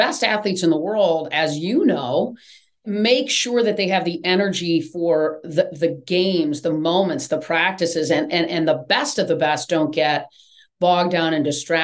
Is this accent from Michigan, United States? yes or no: yes; East Lansing, Michigan, United States; moved away as an adult; now in Atlanta, United States; I grew up right in East Lansing